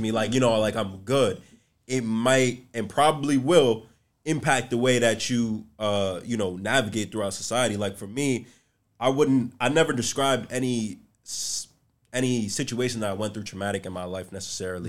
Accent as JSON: {"language": "English", "town": "New York City", "region": "New York", "country": "United States", "tie": "born or raised there", "said": "I grew up in the South Bronx"}